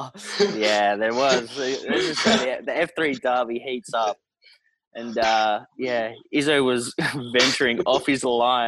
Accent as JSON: {"language": "English", "town": "McLaren Vale", "region": "South Australia", "country": "Australia", "tie": "born or raised there", "said": "So I grew up down in McLaren Vale, which everyone knows is a nice wine region."}